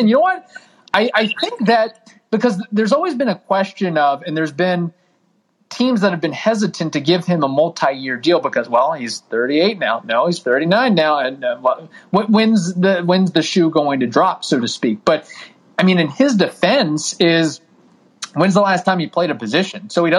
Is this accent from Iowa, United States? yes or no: no; Louisville area, Southern Indiana, United States; growing up in Southern Indiana, Louisville area